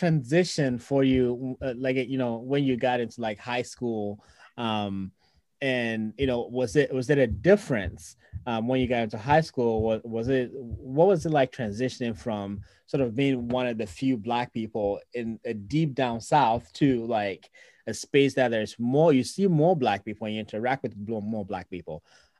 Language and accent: English; Ghana; now in United States; I came from Ghana with all Blacks to a white.